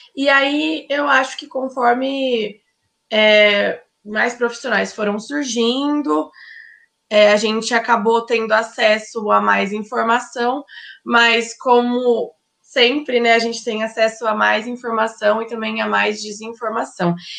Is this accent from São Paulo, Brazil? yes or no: yes; Ribeirão Preto, São Paulo, Brazil; moved away as an adult; now in São Paulo, Brazil; eu sou de Ribeirão Preto, mas eu moro em São Paulo